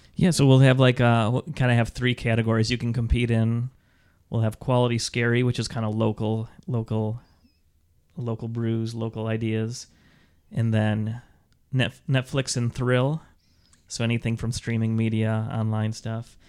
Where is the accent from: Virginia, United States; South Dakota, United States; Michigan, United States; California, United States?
Michigan, United States; Mount Pleasant; now in Lansing, United States; I grew up in Mount Pleasant, Michigan